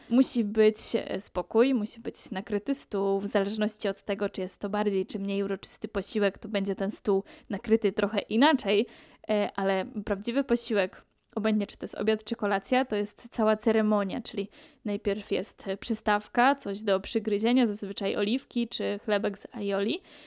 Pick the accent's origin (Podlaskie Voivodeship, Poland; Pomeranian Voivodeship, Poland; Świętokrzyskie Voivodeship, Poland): Pomeranian Voivodeship, Poland; moved away as an adult; now in Majorca, Spain; pochodzę z Polski, z Pomorza, z nadmorza